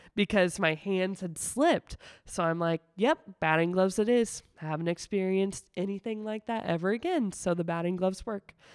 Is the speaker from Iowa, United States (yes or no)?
yes; Sigourney, Iowa, United States; moved away as an adult; also born or lived in West Des Moines, Iowa; now in Indianola, United States; I'm actually from a really small town in southeastern Iowa called Sigourney